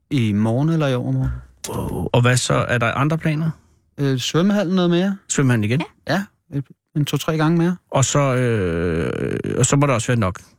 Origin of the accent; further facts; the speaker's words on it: Gilleleje, Capital Region of Denmark, Denmark; Jeg voksede op i en fiskerby.